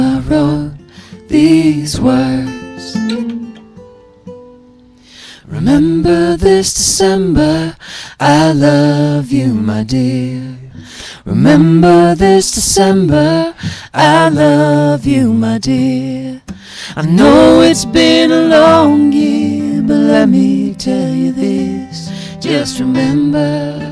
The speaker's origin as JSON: {"language": "English", "town": "South Bend", "region": "Indiana", "country": "United States", "tie": "born or raised there", "also_born_or_lived": "Michigan City, Indiana", "said": "born and raised in Michigan City until I was about 4 or 5, and then moved to South Bend"}